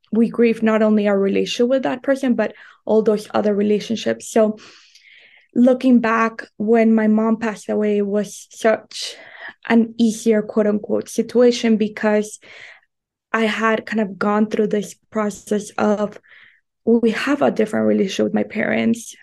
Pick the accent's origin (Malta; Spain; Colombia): Colombia; moved away as an adult; also born or lived in United States; I was raised in Colombia, and then I moved to the United States to go to college